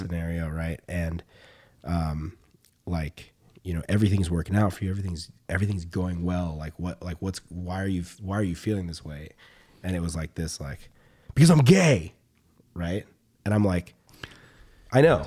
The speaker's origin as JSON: {"language": "English", "region": "the South", "country": "United States", "tie": "born or raised there", "moved": "yes", "said": "we grew up in the South, and the South is very, like, masculine"}